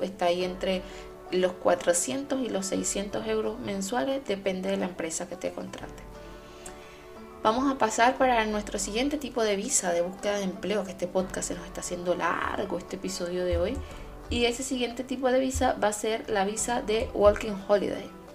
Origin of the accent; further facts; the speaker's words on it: Venezuela; now in Germany; yo como venezolana